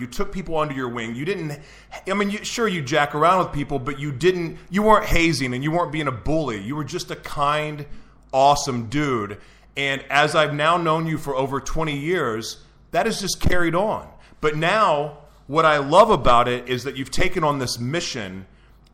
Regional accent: Oklahoma City, Oklahoma, United States; now in San Diego, United States; I grew up in Oklahoma City, Oklahoma

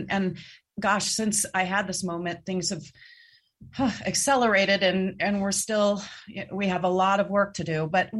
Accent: Cincinnati, Ohio, United States; I grew up in Cincinnati

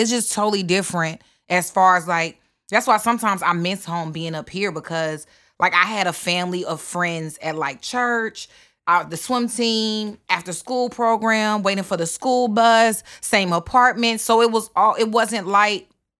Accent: the South, United States; I'm from the South. So homeschool was done totally different than, I don't know, probably whatever idea you have, but it was more like a community homeschool.

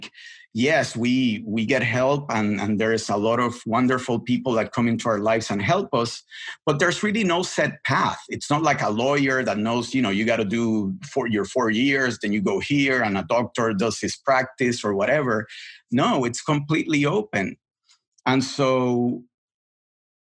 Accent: Puerto Rico; English is a second language; moved away as an adult; also born or lived in Boston; I was brought up in the island. I left the island when I was 20. English was not my first language

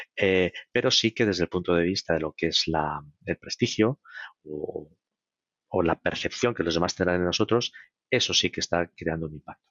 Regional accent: Spain

